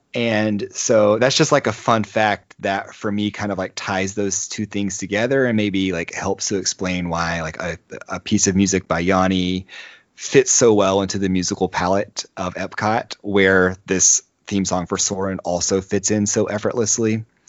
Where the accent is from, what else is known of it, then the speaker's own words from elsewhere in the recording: United States; as an American